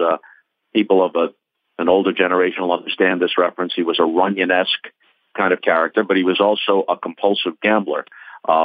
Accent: New York, United States; I grew up in New York in the late 50s and in the 60s

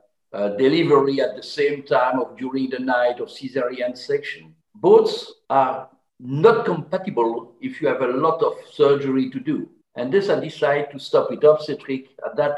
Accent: French-speaking part of Belgium, Wallonia, Belgium; English is a second language; I was from the French part of Belgium

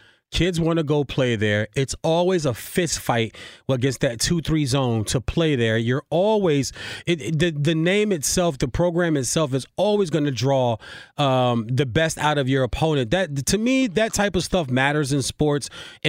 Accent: East Coast, United States; But I grew up in that area in the East Coast. I grew up on Georgetown and Syracuse and Georgetown and Providence.

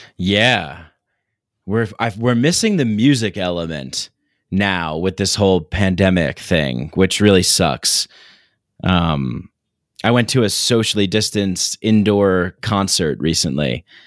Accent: New York City, New York, United States; I grew up in New York

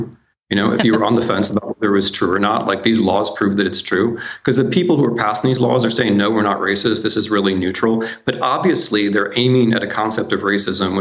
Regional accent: United States; I'm an American, I'm a historian, but I work mostly in other countries

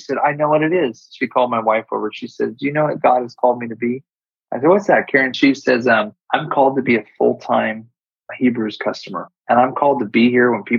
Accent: California, United States; I'm California too

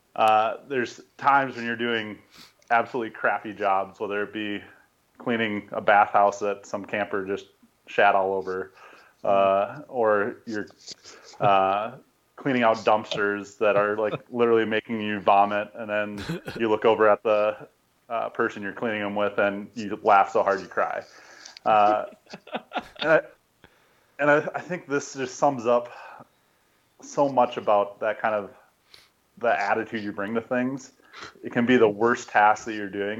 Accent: Minnesota, United States; I grew up in Minnesota, kind of going to camps all over the place there.

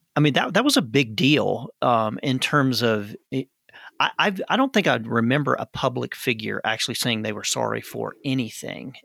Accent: Arkansas, United States; I grew up in Arkansas

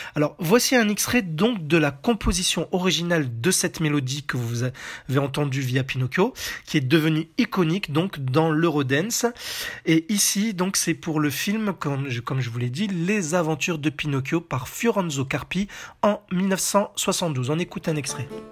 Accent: France; chez nous en France

